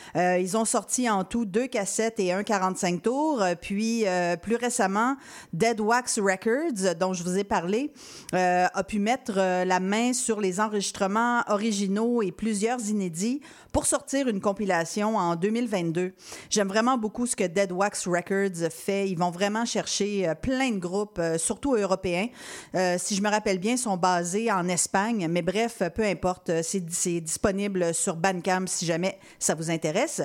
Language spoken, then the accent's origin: French; Quebec City, Quebec, Canada; je viens de Québec